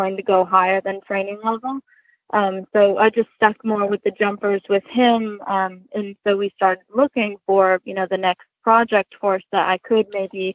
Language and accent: English; Olean, New York, United States; now in Kennett Square, United States; I grew up in Olean, New York